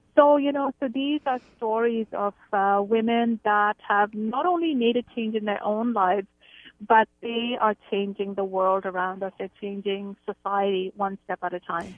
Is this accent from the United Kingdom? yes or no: no; India; moved away as an adult; now in Canada; I grew up in India. I've lived in Canada for about 26 years.